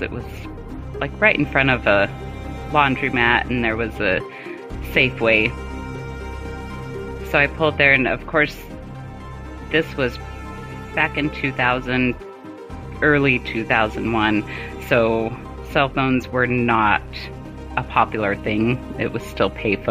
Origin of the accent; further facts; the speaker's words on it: Colorado, United States; moved away as an adult; also born or lived in Germany / Fort Huachuca, Arizona; my mom in Colorado, which is where I currently live now that I'm out of the military, because we always tend to go back where we were born